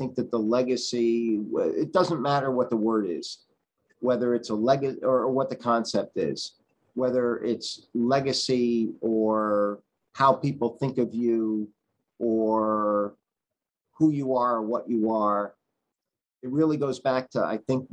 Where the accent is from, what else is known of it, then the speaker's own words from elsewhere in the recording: New Haven, Connecticut, United States; when I was growing up in New Haven